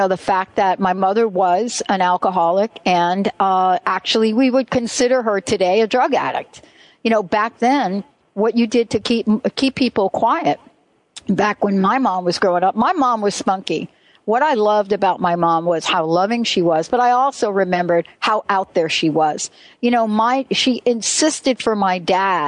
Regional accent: New York City, New York, United States; I was born in the Bronx and I grew up playing on cement and monkey bars

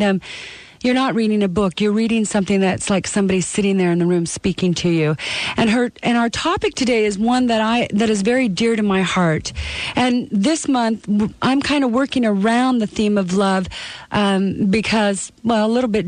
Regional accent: Canada; moved away; I'm from Canada

